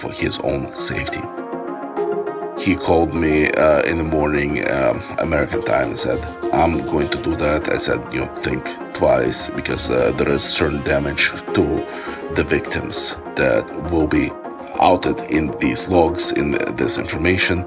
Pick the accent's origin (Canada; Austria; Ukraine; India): Ukraine; also born or lived in Wisconsin, United States; now in United States; I was born in Ukraine when it was part of former Soviet Union, and I immigrated to United States back in 1989